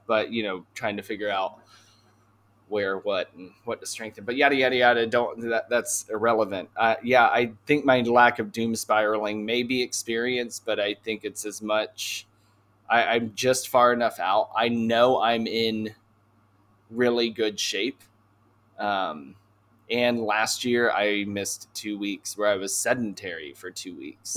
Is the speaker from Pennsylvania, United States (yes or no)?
no; Canton, Ohio, United States; it's not a town people speak very highly of. And, but it's my hometown